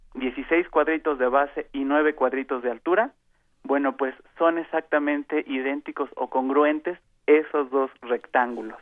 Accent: Mexico

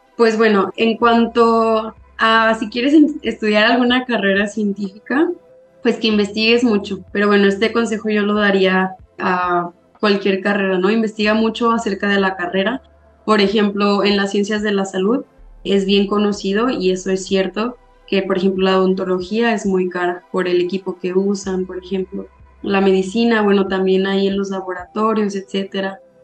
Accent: Zacatecas, Mexico; soy de Zacatecas, yo estudié ahí mi, mi licenciatura

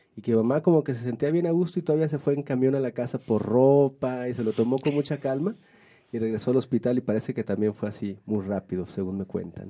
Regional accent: Puerto Vallarta, Jalisco, Mexico; now in Mexico City, Mexico; yo soy originario de Puerto Vallarta, más específicamente de una comunidad que, bueno, que ahora es una delegación, parte de Puerto Vallarta, que se llama el pitillal

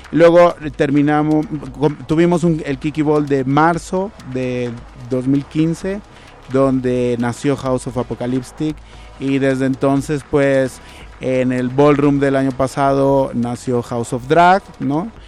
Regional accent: Mexico; queremos bailar como mexicanos del siglo XXI

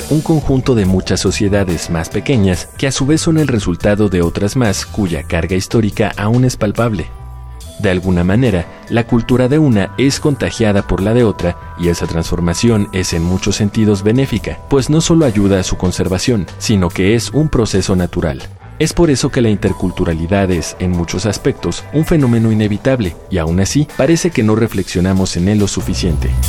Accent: Tuxtla Gutiérrez, Chiapas, Mexico; tengo 20 años y soy de Tuxtla Gutiérrez, Chiapas.

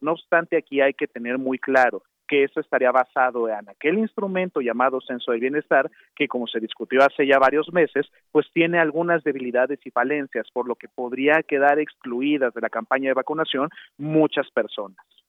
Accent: Mexico

